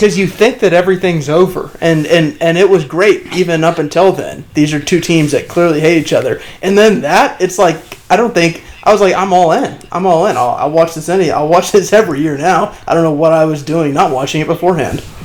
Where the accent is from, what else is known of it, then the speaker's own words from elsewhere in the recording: Cleveland, Ohio, United States; also born or lived in Richmond, Virginia; when I moved to Cleveland, when I was in fifth grade